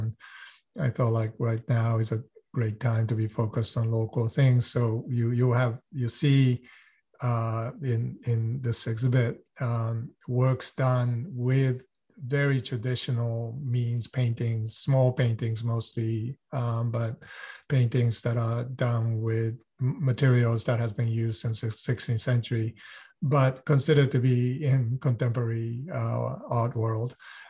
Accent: Boston, Massachusetts, United States; also born or lived in Kamakura, Japan; So I grew up both in US and Japan. I was born in Boston, but spent considerable amount of time of my childhood in Kamakura, Japan, which is a beautiful historic town.

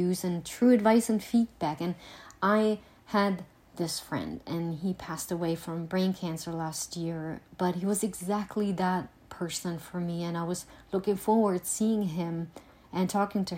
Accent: Germany; also born or lived in Eastern Pennsylvania; now in Pennsylvania, United States; I am originally from Germany and now live in Eastern PA

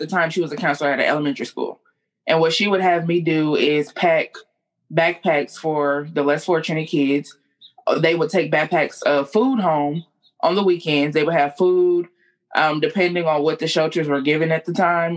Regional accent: Compton, California, United States; now in Houston, United States; I am from Compton, California, a born-again Houstonian

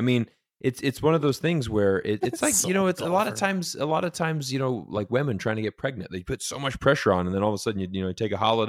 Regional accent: Orlando, Florida, United States; But I mean, Orlando golf sucks. I'm sorry. I'm from Orlando. It is so average.

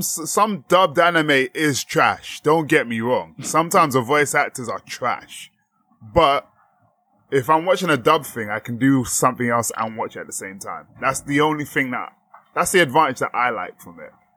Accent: England, United Kingdom; us being English and, like, British people

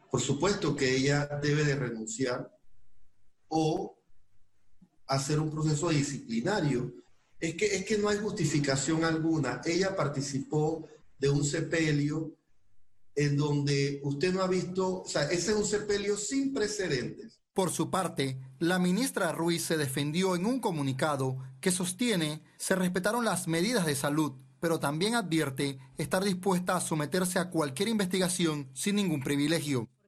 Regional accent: Panama; como panameños nosotros eh, respetamos los derechos humanos.

